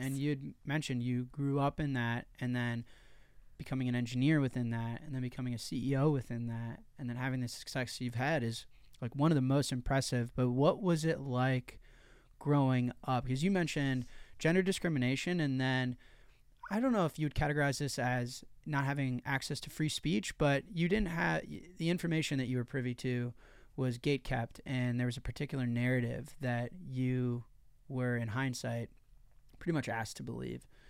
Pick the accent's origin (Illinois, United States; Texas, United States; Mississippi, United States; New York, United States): Illinois, United States; Chicago; I'm from Chicago, Illinois, U S A. So I'm from America, and within America, I'm from one of the biggest cities in America